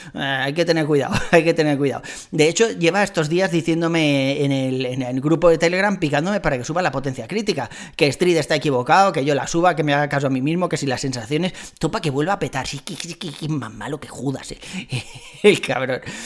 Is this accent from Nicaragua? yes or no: no; Spain; Somos españoles